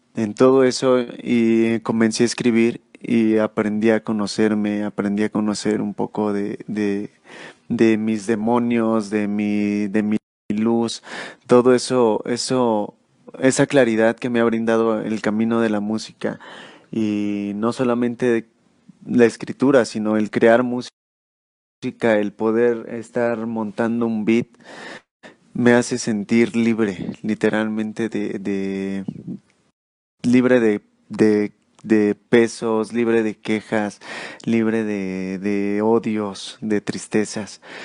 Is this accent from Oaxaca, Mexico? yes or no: no; Mexico City, Mexico; yo soy de acá, de la Ciudad de México